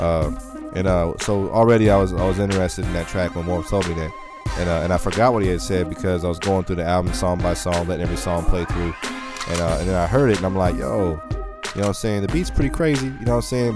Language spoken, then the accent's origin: English; San Diego, California, United States; I'm from San Diego